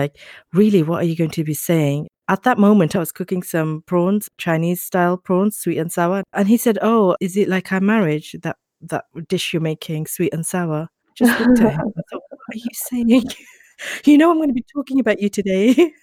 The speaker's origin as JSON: {"language": "English", "town": "Birmingham", "region": "West Midlands", "country": "United Kingdom", "said": "although I'm from Birmingham, I used to be in London"}